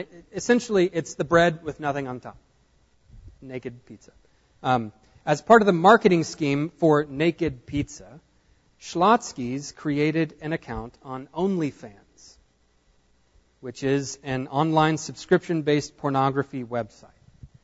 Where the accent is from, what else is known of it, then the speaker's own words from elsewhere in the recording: Nacogdoches, Texas, United States; now in Houston, United States; I grew up here in Nacogdoches